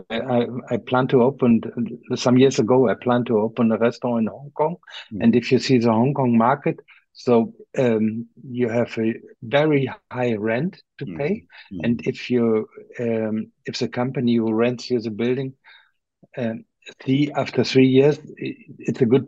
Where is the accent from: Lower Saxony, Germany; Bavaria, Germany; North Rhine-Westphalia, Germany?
Lower Saxony, Germany; Osnabrück; here in my hometown in Osnabrück